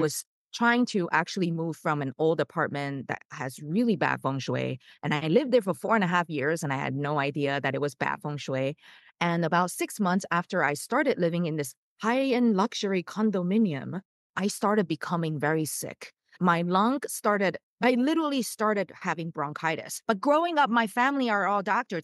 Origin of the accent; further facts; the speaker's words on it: Taiwan; moved away as an adult; now in United States; I was born in the States and I grew up in Taiwan. And so that's how I learned Mandarin and all that. But after college, I came to the States.